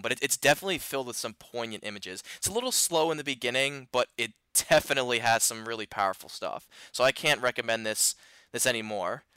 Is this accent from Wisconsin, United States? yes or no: no; Philadelphia, Pennsylvania, United States; I'm from the Philly area